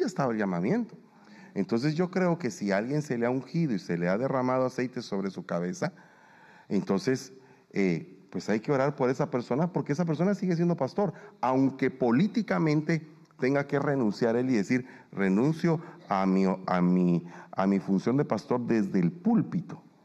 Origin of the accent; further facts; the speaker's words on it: Guatemala; now in United States; yo soy guatemalteco